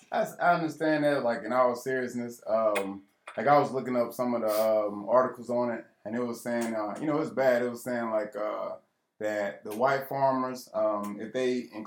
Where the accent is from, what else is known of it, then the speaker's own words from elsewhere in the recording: United States; But we're American. We was born in America.